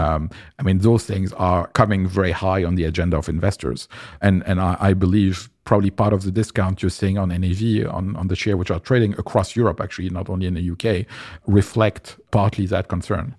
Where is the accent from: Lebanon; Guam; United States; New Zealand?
Lebanon; moved away; also born or lived in France; I grew up in Lebanon, which is, uh, a country in the Middle East